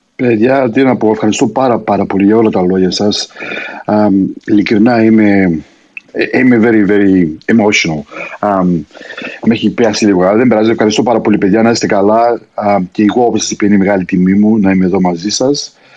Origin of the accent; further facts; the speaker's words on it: Australia; also born or lived in Greece; είμαι στην πατρίδα μου εδώ στην Αυστραλία